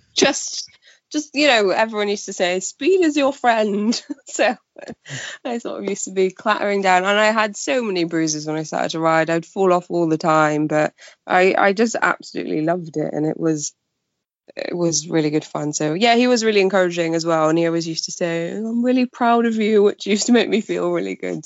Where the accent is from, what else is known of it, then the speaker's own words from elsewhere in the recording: Pembrokeshire, Wales, United Kingdom; moved away as an adult; also born or lived in Cardiff; now in Port Talbot, United Kingdom; I'm from Wales. I um born and bred in Pembrokeshire